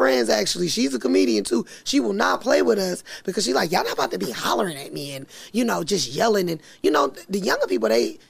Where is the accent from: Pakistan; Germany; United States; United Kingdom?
United States; South Carolina; also born or lived in Las Vegas; I'm from South Carolina.